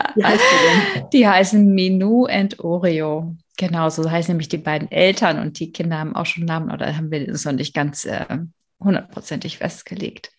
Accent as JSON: {"language": "German", "region": "Berlin", "country": "Germany", "tie": "born or raised there", "said": "ich bin ja in Berlin aufgewachsen, aber auf der anderen Seite der Mauer"}